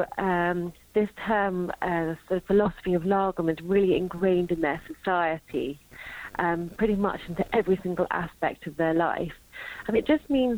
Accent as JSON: {"language": "English", "region": "London", "country": "United Kingdom", "moved": "yes", "lives_now": "Sweden", "said": "I'm from London, but I live in Sweden"}